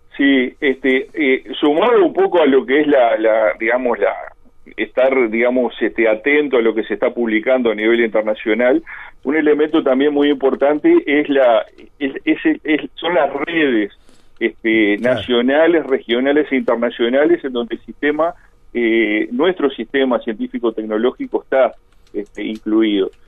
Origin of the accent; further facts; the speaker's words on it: Colonia del Sacramento, Colonia, Uruguay; moved away; yo soy allá de Colonia